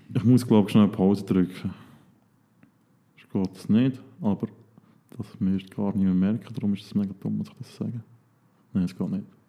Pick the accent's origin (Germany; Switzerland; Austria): Switzerland; als Schweizer